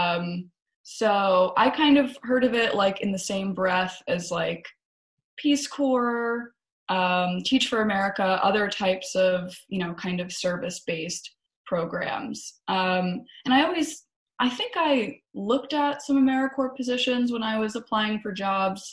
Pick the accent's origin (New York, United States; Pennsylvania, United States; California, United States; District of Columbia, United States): Pennsylvania, United States; outside of Philadelphia; also born or lived in Baltimore; I grew up outside of Philadelphia